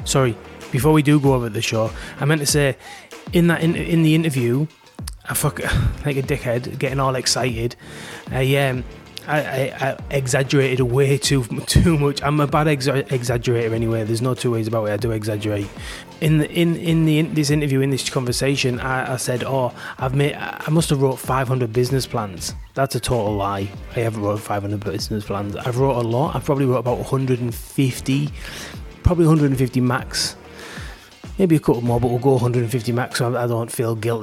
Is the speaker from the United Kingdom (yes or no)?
yes; England, United Kingdom; now in Australia; me and Beck, my wife, are both English